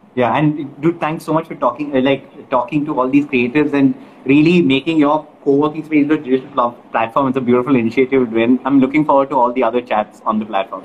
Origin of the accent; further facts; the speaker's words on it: Kerala, India; moved away; came to my hometown of Kerala